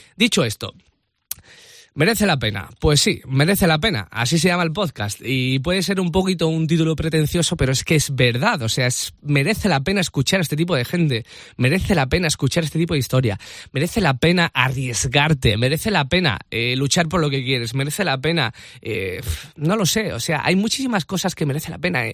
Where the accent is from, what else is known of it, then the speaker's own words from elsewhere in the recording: a small town in the province of Seville, near Cádiz, Andalusia, Spain; accent: Andalusian; moved away as an adult; now in Madrid, Spain; soy de un pueblo muy pequeñito de Sevilla, soy andaluz